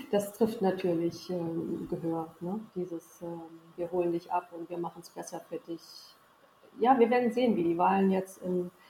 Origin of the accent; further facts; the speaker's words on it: East Germany, Germany; Aber ich komme aus dem Osten und ich habe ein bisschen was in meinem Leben erreicht.